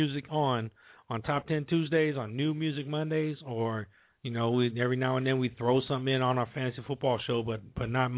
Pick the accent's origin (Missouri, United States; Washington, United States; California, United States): California, United States; Bay Area; I always rep the Bay Area. I'm from the Bay Area